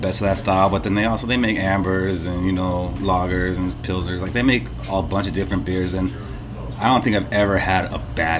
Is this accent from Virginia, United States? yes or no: no; Lompoc, California, United States; moved away as an adult; now in Long Beach, United States; originally from Lompoc, California, the 805.